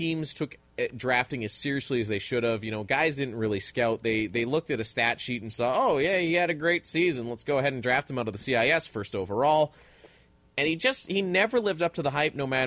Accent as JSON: {"language": "English", "town": "Atikokan", "region": "Ontario", "country": "Canada", "tie": "born or raised there", "said": "Atikokan, my hometown"}